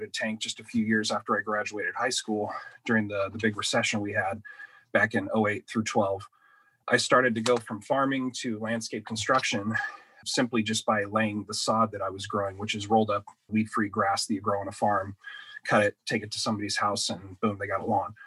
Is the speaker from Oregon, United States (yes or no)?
yes; Douglas County, Southwest Oregon, United States; growing up in the Douglas County, Southwest Oregon region